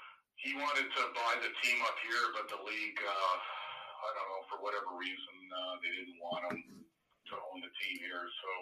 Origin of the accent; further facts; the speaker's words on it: Canada; I'm Canadian, man.